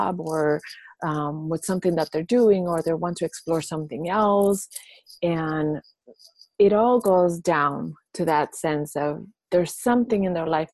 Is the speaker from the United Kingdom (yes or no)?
no; Puerto Rico; I was born and raised in Puerto Rico.